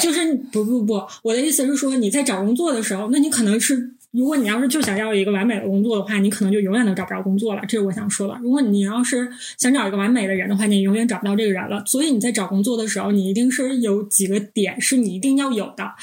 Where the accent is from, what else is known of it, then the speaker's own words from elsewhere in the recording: Northeast China, China; 我们是三个来自东北的 ladies